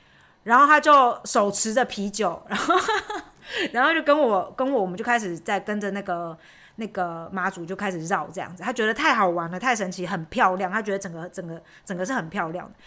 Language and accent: Chinese; Chiayi, Chiayi City, Taiwan; moved away as an adult; now in Germany; 小时候就在那边长大嘛，所以就是朋友都在那边